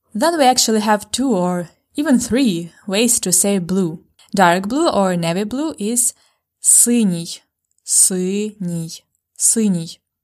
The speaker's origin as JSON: {"language": "English", "country": "Ukraine", "tie": "born or raised there", "first_language": "Ukrainian", "second_language": "English", "said": "Ukrainian is my native language. I was born and raised in Ukraine"}